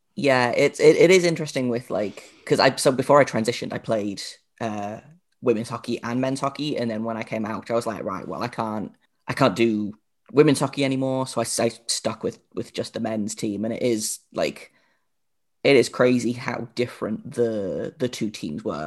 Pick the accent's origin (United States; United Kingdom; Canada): United Kingdom; I am the only, uh, British host on the Locked On Podcast Network